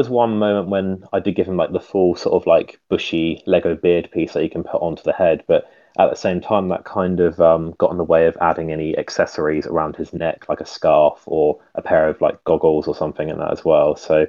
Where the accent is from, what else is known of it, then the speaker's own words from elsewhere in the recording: United Kingdom; now in Isle of Wight, United Kingdom; mainly on Instagram and Flickr. I'm from the United Kingdom. I live on a very small little island called the Isle of Wight.